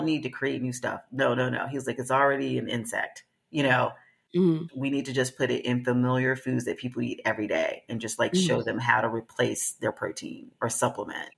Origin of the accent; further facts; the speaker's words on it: the South, United States; I'm from the South